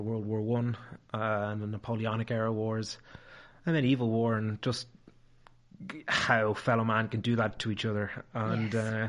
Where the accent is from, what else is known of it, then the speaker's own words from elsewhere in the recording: Ireland; there wasn't a lot of people of my hue growing up in Ireland at the time.